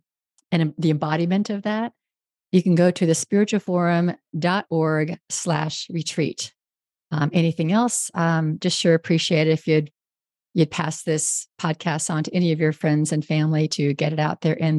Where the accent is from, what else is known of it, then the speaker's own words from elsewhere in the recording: Northern California, United States; moved away; also born or lived in Houston; I grew up in Northern California, and I spent my entire childhood outdoors